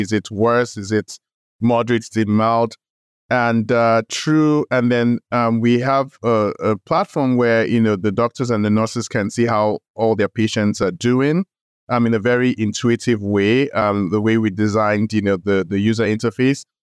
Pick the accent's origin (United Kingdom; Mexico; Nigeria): Nigeria; moved away as an adult; also born or lived in United States; I grew up in Nigeria, went to medical school in Nigeria.